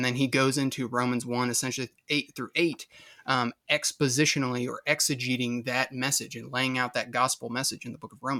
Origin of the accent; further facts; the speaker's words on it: Midwest, United States; but I grew up in the Midwest, and I guess you could technically say the South. All the states that I've lived in all touch one another.